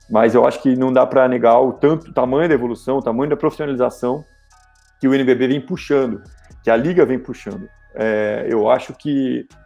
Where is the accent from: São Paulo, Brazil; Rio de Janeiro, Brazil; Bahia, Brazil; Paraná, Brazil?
São Paulo, Brazil; Rio Claro; Eu sou de Rio Claro, né? Estou em Rio Claro hoje.